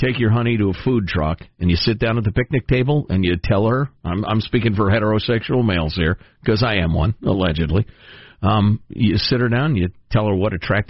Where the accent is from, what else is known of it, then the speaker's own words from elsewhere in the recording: Chicago, Illinois, United States; Look, as a Chicagoan and a glutton, I'm here to tell you, people look at the sauce as an afterthought.